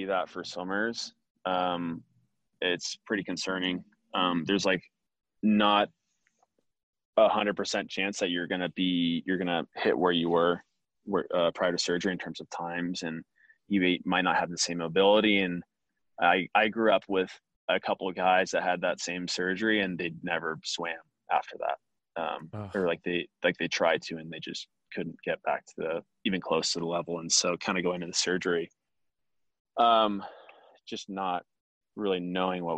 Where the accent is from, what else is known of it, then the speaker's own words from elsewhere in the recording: Laguna Hills, California, United States; the club pool I grew up training at in Nelly Gale at Laguna Hills